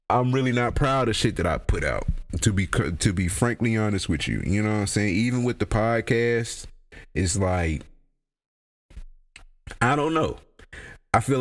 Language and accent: English; Mississippi, United States; I'm from Mississippi